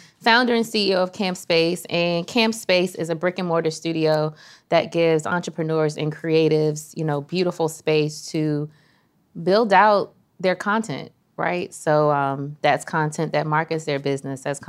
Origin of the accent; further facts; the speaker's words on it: Prince George's County, Maryland, United States; also born or lived in Washington, D.C.; I am from Prince George's County, Maryland. Was born in D.C., from Prince George's County, Maryland